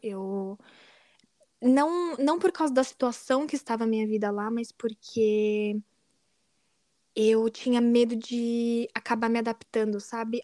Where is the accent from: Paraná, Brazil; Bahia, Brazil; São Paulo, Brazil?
São Paulo, Brazil; Guarulhos; moved away as an adult; also born or lived in United States; now in Netherlands; eu sou de Guarulhos, São Paulo, no Brasil